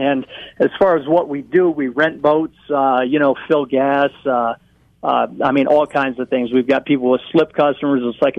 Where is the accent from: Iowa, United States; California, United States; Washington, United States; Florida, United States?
Iowa, United States; moved away as an adult; now in Fort Collins, United States; growing up in Iowa